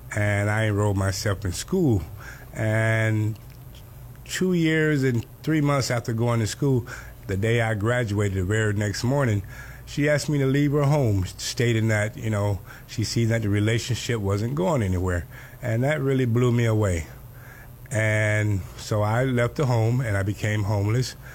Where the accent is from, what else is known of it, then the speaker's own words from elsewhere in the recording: Cairo, Georgia, United States; now in Miami, United States; I was born in Cairo, Georgia, a little small place in Georgia, not too far from Tallahassee, and I was raised by my grandmother for the most part living in Georgia